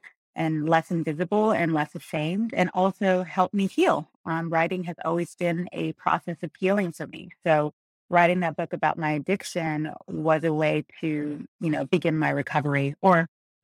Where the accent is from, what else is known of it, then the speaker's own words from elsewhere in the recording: Montebello, California, United States; I grew up in Montebello, which is the southeast area